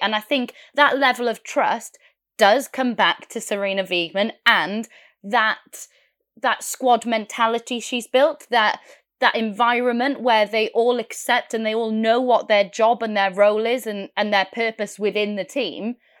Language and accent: English; Wales, United Kingdom; I'm Welsh